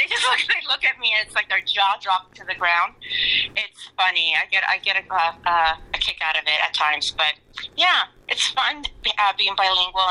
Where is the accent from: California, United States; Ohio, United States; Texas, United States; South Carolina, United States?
California, United States; Los Angeles; also born or lived in Rosarito, Baja California, Mexico / Simi Valley, California / Beverly Hills, California; my parents moved out here when I was 6 months old to LA, and I've been here ever since. And yeah, this is all I know. I've always been an LA girl